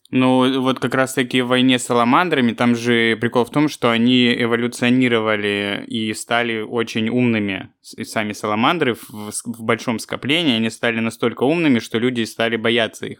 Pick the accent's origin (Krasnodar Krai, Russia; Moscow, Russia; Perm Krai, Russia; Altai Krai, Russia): Krasnodar Krai, Russia; Krasnodar; moved away; also born or lived in Kropotkin; в мой родной город. Ну, практически родной. Но ну, я в 120 километров родился, ну, я считаю, что Краснодар мой родной город